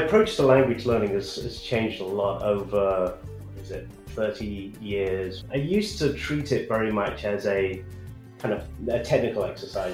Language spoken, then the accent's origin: English; United Kingdom; also born or lived in San Francisco Bay Area, United States; now in Austin, United States; I'm a Brit who's living in Austin, Texas.